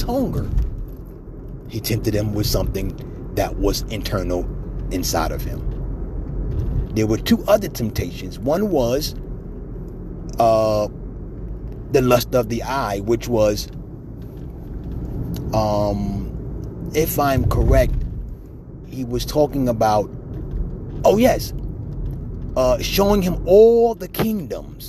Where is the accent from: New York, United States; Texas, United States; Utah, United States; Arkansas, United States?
New York, United States; moved away; back in my hometown, back in New York